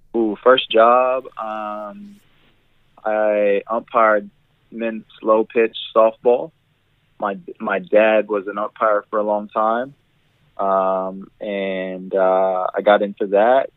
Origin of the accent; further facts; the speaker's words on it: United States; moved away as an adult; now in Australia; I am an American